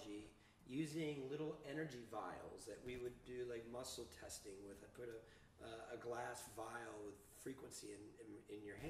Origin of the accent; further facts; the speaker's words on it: New Jersey, United States; moved away as an adult; now in Colorado, United States; I'm from New Jersey.